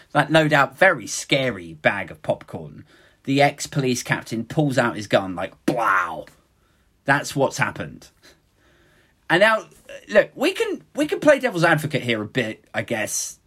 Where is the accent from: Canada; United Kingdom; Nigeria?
United Kingdom; speaking as a Brit